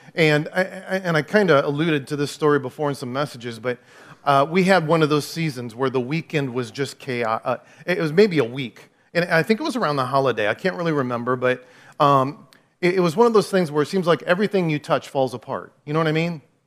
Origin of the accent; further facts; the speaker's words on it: Clinton, United States; also born or lived in Dallas, Texas; I've never lived anywhere else. I grew up in Clinton